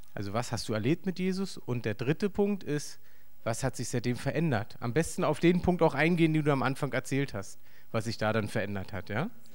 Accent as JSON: {"language": "German", "region": "East Germany", "country": "Germany", "said": "für mich als Ossi"}